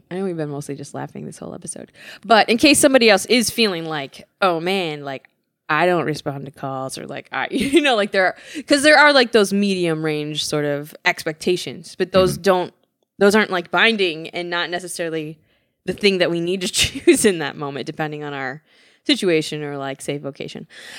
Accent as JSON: {"language": "English", "region": "Midwest", "country": "United States", "said": "I'm from the Midwest."}